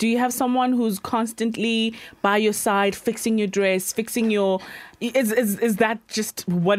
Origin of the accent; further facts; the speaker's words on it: Limpopo, South Africa; I am from Limpopo